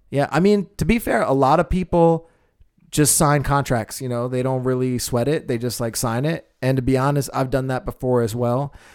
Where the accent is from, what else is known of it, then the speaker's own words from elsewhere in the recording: United States; I'm very American.